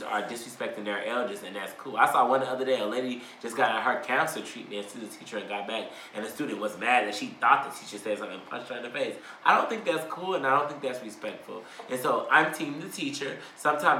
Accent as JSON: {"language": "English", "region": "Texas", "country": "United States", "tie": "born or raised there", "said": "I was born in Texas"}